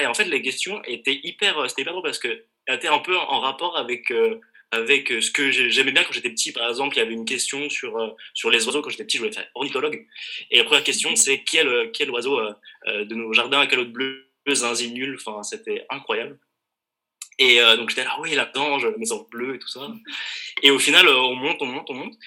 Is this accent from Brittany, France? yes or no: no; Besançon, Bourgogne-Franche-Comté, France; c'est là d'où je viens